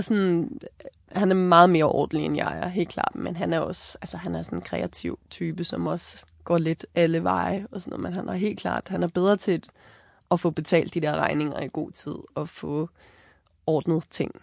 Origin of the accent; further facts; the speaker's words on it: Copenhagen, Capital Region of Denmark, Denmark; moved away as an adult; now in Hornbæk, Denmark; for mig, som er født og opvokset i København